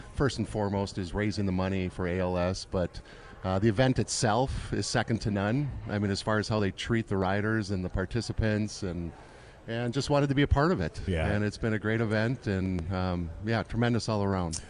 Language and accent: English; Duluth, Minnesota, United States; I'm from Duluth